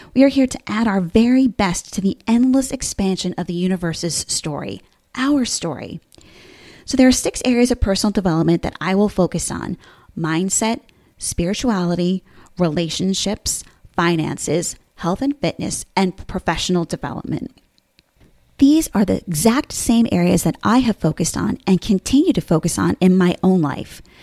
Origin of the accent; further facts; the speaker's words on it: Bergen County, New Jersey, United States; moved away as an adult; now in Williamsburg, United States; I'm originally from New Jersey, Bergen County to be exact, and have now lived in Williamsburg, Virginia for the last fifteen and a half years